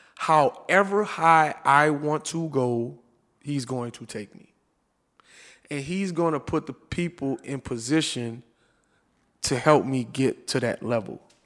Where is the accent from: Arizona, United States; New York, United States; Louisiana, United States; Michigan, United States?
Louisiana, United States; New Orleans; I'm from New Orleans